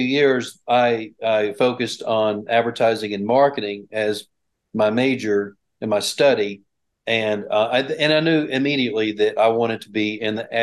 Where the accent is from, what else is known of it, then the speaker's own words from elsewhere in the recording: Bryant, Arkansas, United States; I grew up here in Bryant, actually close by the Bryant, Arkansas is where I went all 12 years of school.